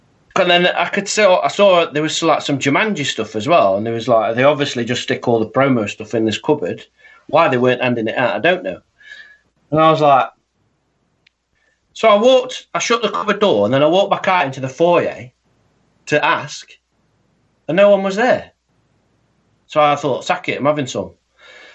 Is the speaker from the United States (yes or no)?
no; United Kingdom; I'm British